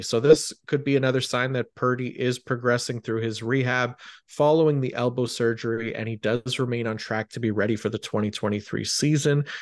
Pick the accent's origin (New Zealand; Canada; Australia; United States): Canada; as a Canadian